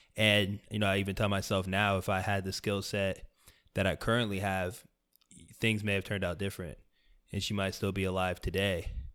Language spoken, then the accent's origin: English; South Florida, United States; I grew up in South Florida